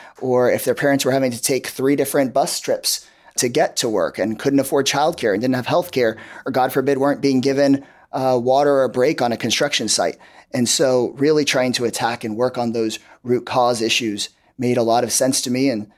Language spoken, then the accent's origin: English; Austin, Texas, United States; coming back to Austin, coming back to my home state of Texas